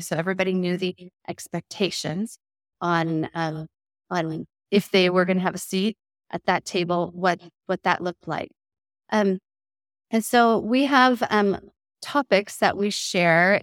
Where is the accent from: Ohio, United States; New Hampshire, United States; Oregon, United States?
Oregon, United States; Westland; selling real estate in my hometown of Westland